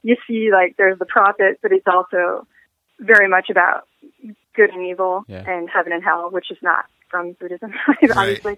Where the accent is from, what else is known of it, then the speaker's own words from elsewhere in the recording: Pacific Northwest, United States; moved away; I'm originally from the Pacific Northwest